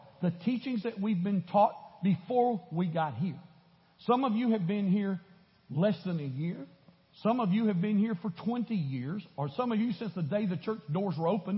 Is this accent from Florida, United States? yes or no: yes; Florida, United States; now in Houston, United States; I grew up in Florida.